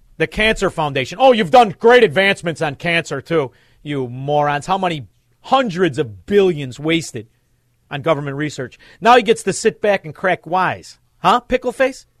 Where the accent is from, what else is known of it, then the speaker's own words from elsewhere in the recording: Chicago, Illinois, United States; we're from Chicago. I'm from Chicago